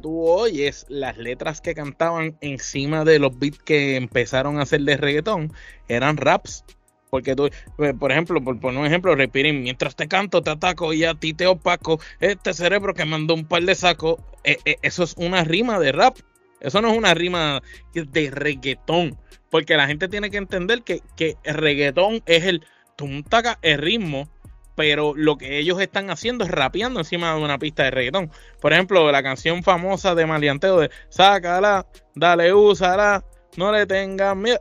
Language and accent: Spanish; Puerto Rico; nosotros somos de Puerto Rico